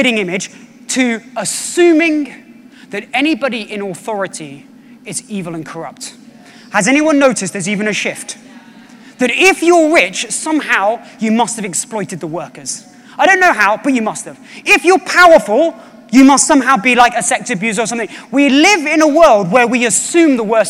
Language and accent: English; British / English, England, United Kingdom; also born or lived in United States; I went to America when I was 19 and I was like, oh my gosh, I am British